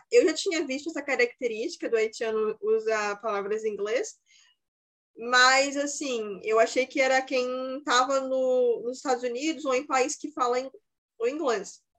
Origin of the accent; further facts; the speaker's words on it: Brazil; Mas eu sou brasileira.